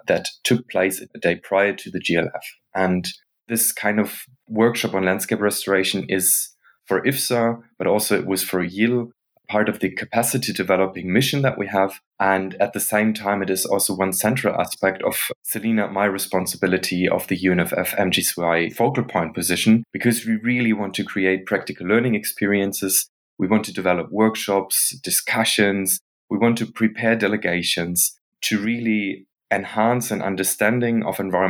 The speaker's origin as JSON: {"language": "English", "country": "Germany", "tie": "born or raised there", "moved": "as an adult", "lives_now": "Netherlands", "said": "I grew up in Germany and I'm currently living in the Netherlands"}